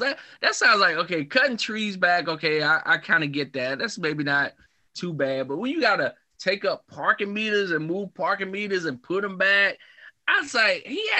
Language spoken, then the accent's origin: English; the South, United States; I grew up in the South, right? And in the South, we had a lot of mobile homes in the South.